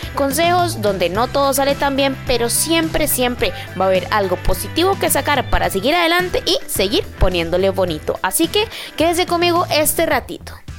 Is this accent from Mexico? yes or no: no; Costa Rica; yo soy de Costa Rica